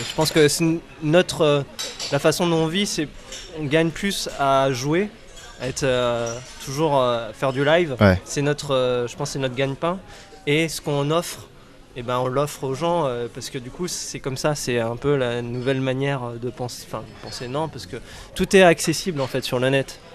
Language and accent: French; Rennes, Brittany, France; je suis rennais